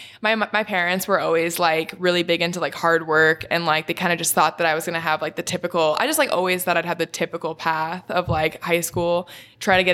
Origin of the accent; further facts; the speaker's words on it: Orange, California, United States; I'm from Orange County, California.